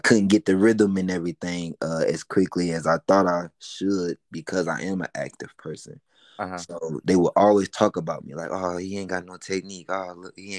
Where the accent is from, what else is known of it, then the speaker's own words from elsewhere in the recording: Detroit, Michigan, United States; also born or lived in Atlanta, Georgia; now in Chamblee, United States; I was born in Atlanta, but I was raised half of my life in Detroit